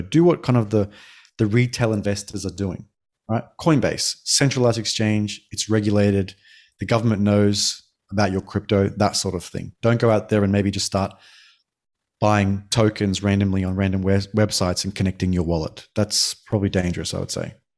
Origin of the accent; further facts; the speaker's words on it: Australia; moved away as an adult; now in Denmark; I'm Australian born